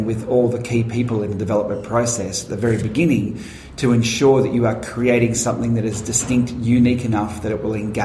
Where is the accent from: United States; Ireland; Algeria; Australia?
Australia; Werribee, Victoria; also born or lived in Wangaratta, Victoria; when I was growing up in Werribee